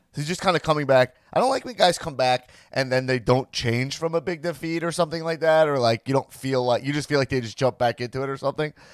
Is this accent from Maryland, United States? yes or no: no; Long Island, New York, United States; I'm a Long Island guy